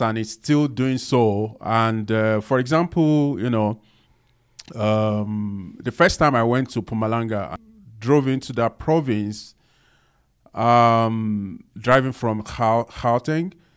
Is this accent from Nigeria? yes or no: yes; Lagos, Nigeria; I also grow up, you know, not in a posh, um, environment, you know, growing up in Nigeria, Lagos